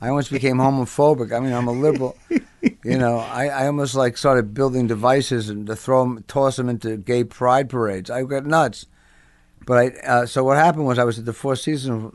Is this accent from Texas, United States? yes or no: no; Englewood, New Jersey, United States; also born or lived in Brooklyn, New York; And then they moved to New Jersey, and I was raised there